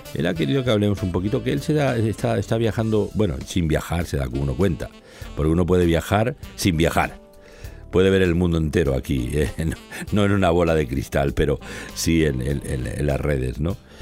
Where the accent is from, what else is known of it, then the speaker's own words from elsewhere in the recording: Barcelona, Catalonia, Spain; en el corazón de Barcelona, donde yo nací